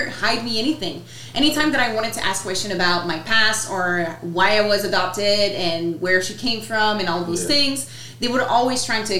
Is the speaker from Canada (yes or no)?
yes; Quebec, Canada; first language French; English is a second language; moved away as an adult; also born or lived in British Columbia